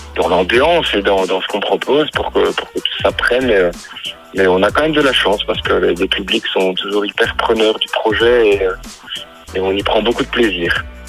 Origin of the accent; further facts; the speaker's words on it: Belgium; chez nous en Belgique